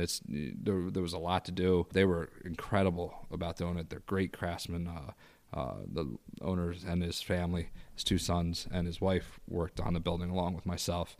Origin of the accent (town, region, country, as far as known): Bucks County, Pennsylvania, United States; born or raised there; moved away as an adult; also born or lived in Irvington, New York / Philadelphia; now in Syracuse, United States